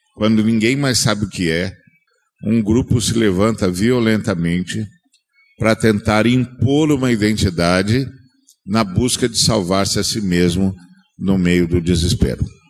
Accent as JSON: {"language": "Portuguese", "country": "Brazil"}